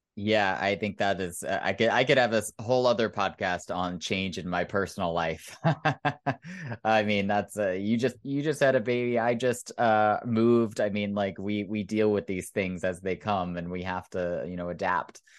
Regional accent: Oklahoma, United States; moved away; I grew up in Oklahoma, which is one of the reddest states in the Union

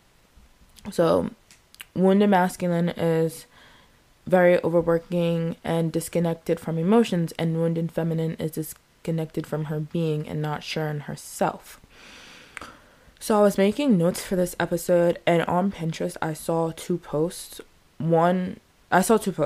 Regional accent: United States; I'm American

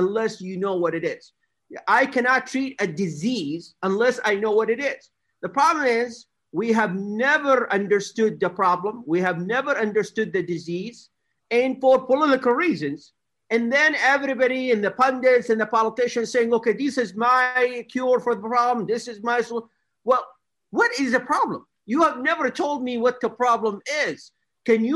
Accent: America's Midwest, United States; I grew up in America's Midwest, a beautiful part of the United States

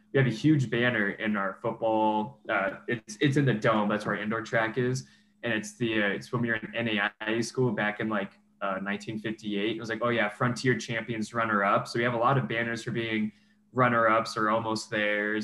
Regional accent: Arizona, United States; now in Flagstaff, United States; it was in my home state

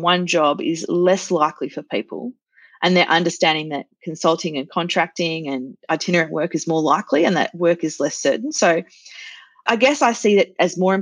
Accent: Australia; I'm Australian

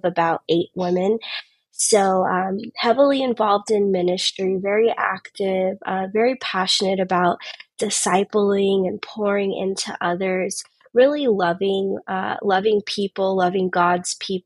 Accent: Tampa, Florida, United States; I was born and raised in Tampa, Florida

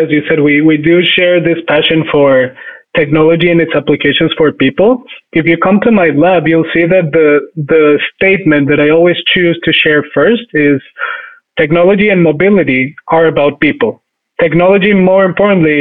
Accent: Bogotá, Colombia; moved away as an adult; also born or lived in Michigan; I was actually born and raised in Colombia and lived there for almost the first 20 years of my life.

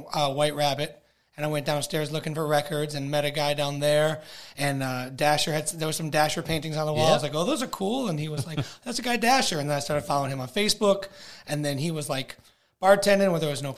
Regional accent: Chicago, Illinois, United States; moved away as an adult; now in Greensburg, United States; I'm originally from Chicago, born and raised. Born and raised in Chicago

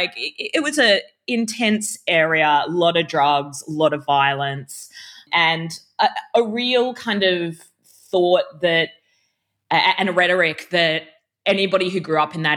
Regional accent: Brisbane, Queensland, Australia; also born or lived in Sydney; I grew up in a suburb called Zilmere in Brisbane, which was a housing commission estate.

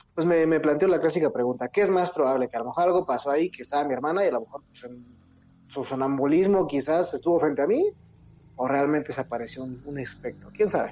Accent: Mexico City, Mexico; yo soy de aquí, de la Ciudad de México, pero me mudé al Estado de México.

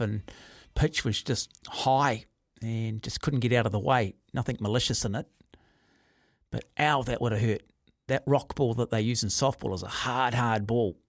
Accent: Auckland, New Zealand; I grew up in Mount Albert

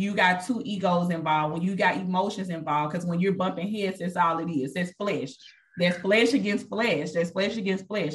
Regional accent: Mississippi, United States; moved away as an adult; now in Texas, United States; I moved here from Mississippi, born and raised. I moved here

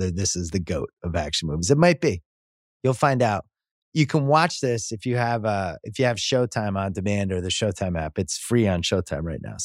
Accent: United States; I call it soccer here because I'm American.

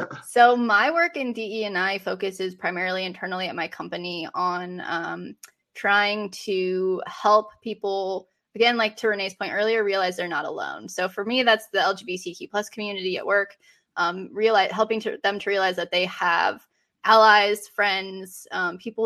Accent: Colorado, United States; moved away as an adult; now in Raleigh, United States; I live in Raleigh, North Carolina. I'm originally from Colorado

